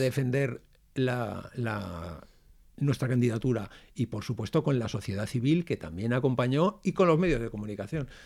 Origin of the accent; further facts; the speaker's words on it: Valencian Community, Spain; qué somos los valencianos, qué es Valencia dónde estamos